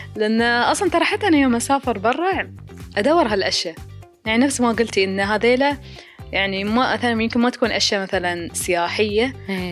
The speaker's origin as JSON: {"language": "Arabic", "country": "United Arab Emirates", "said": "عندنا في راس الخيمة"}